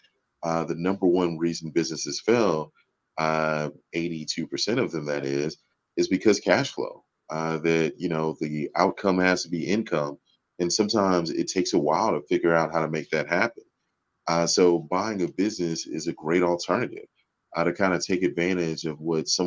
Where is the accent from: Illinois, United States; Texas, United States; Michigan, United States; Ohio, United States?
Texas, United States; Houston; also born or lived in Dallas; now in Arlington, United States; I'm actually a native Texan. I grew up in Houston and live here in Dallas these days, in Arlington more specifically